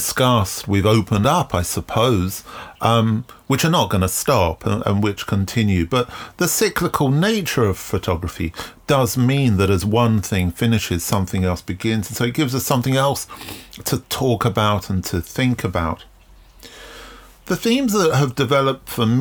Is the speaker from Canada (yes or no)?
no; London, United Kingdom; growing up in London in the late 70s